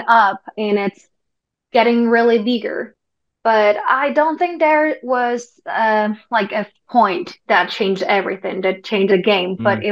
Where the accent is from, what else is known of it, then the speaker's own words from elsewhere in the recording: Busan, South Korea; English is a second language; moved away; I'm from Busan